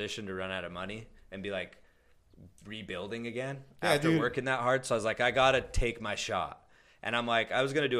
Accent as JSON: {"language": "English", "town": "Ogden", "region": "Utah", "country": "United States", "tie": "born or raised there", "also_born_or_lived": "Lethbridge, Alberta, Canada", "moved": "as an adult", "lives_now": "Canada", "said": "we grew up in Ogden"}